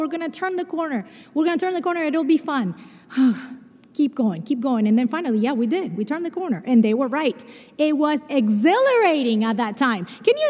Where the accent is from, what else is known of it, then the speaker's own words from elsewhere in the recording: Brazil; born there; I mentioned to you that I was born in Brazil.